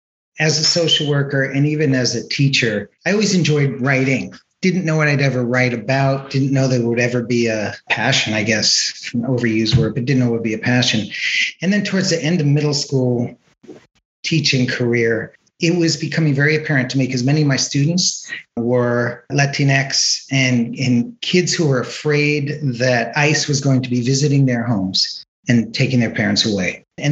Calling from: San Carlos, California, United States; Zooming in from San Carlos, California. It's in Northern California, in the Bay Area.

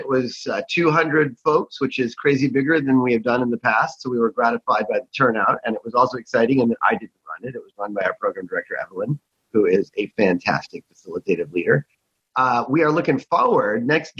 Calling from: San Francisco, California, United States; I'm in San Francisco on this mostly sunny morning.

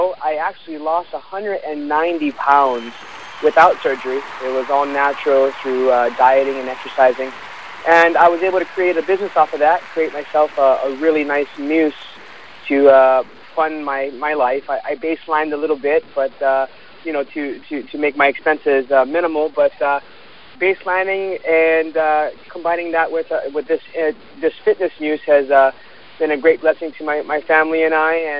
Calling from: Honolulu, Hawaii, United States; I'm calling from Honolulu, Hawaii.

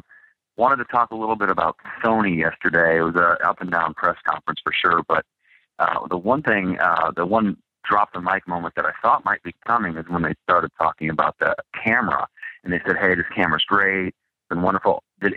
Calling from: Cincinnati, Ohio, United States; from Cincinnati.

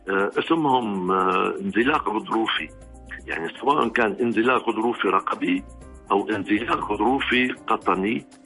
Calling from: Riyadh, Riyadh Province, Saudi Arabia; آه من الرياض

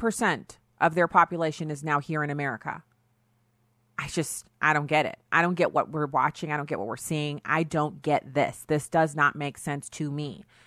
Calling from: Missouri, United States; I'm broadcasting from Missouri

